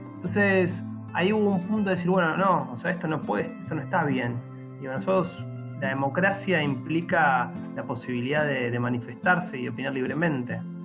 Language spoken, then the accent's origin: Spanish; Argentina; also born or lived in Buenos Aires; tengo el honor y el orgullo de ser parte de, la clase trabajadora argentina